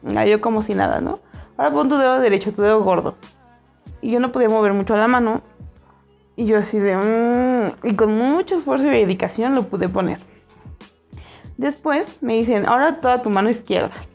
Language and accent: Spanish; State of Mexico, Mexico; Y yo, ah, State of Mexico